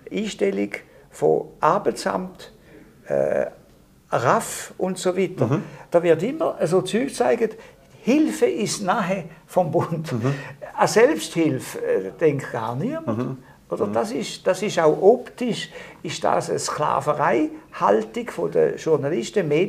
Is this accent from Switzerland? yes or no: yes; Appenzell Ausserrhoden, Switzerland; ich bin im Mosserodischen aufgewachsen